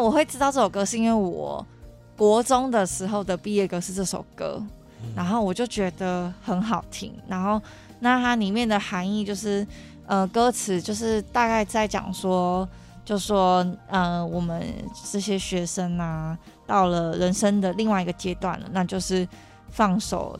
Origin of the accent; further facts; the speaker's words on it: Taichung, Taiwan; 因为像我是台中人嘛